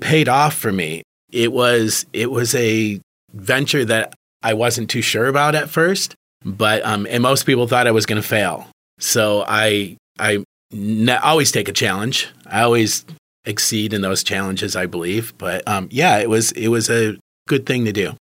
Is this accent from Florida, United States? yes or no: no; Marine City, Michigan, United States; That's actually my hometown. I grew up in Marine City